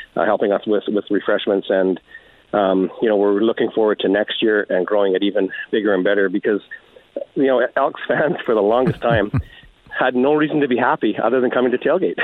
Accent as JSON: {"language": "English", "town": "Edmonton", "region": "Alberta", "country": "Canada", "tie": "born or raised there", "said": "I'm born and raised in Edmonton"}